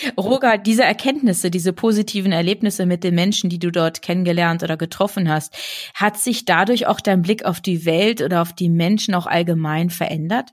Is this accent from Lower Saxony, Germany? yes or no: yes; Bad Lauterberg, Lower Saxony, Germany; Ich bin in Bad Lauterberg groß geworden, das ist ja im Südharz